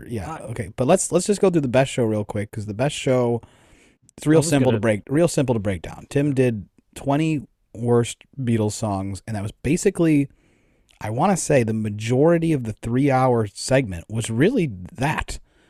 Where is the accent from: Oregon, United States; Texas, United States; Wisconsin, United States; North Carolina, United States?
Wisconsin, United States; Like, I'm from... Yeah, I'm from Wisconsin